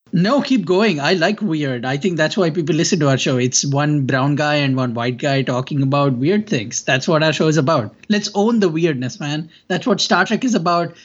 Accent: India; I come from India

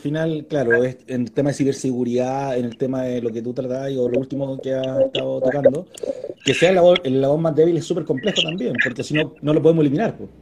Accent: Puente Alto, Santiago Metropolitan Region, Chile; yo soy de Puente Alto, conozco la Melina, conozco Bajo de Mena.

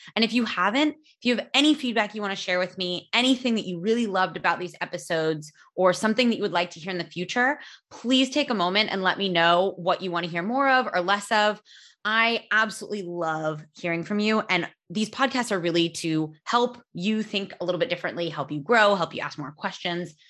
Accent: California, United States; I'm from California.

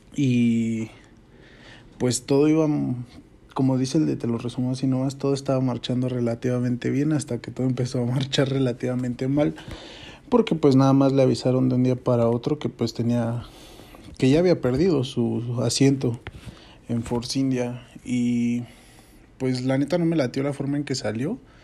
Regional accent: Mexico; yo soy mexicano

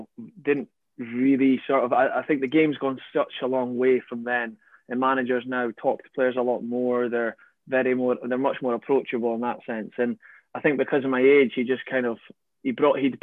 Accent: Aberdeen, Scotland, United Kingdom; moved away; we're both from Aberdeen, and it was quite a weird one, being a local lad, like growing up.

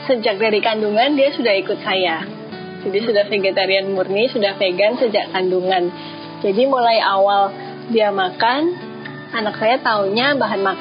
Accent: Surabaya, East Java, Indonesia; now in Bali, Indonesia; saya …, saya asli Surabaya. Saya tapi sudah keluar dari Surabaya untuk sekolah di beberapa kota di Indonesia sampai akhirnya saya sekarang terdampar di Bali.

